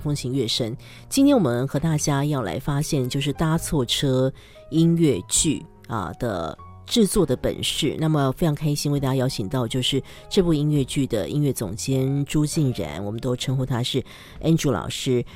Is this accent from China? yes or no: no; Taiwan; 我是台湾人，但我台语也不好